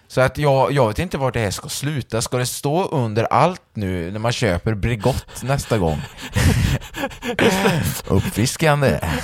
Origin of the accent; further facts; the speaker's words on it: Valbo, Gävleborg County, Sweden; alla på Valboskolan där vi kommer ifrån